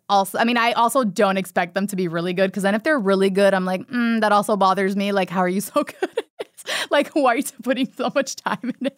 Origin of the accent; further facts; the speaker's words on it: Miami, Florida, United States; moved away; I'm from Miami and, like, from a big Cuban family